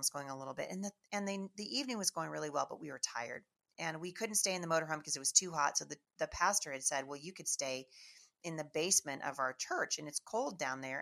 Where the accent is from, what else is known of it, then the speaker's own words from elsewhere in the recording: Washington, United States; we are from Washington State, never been in the South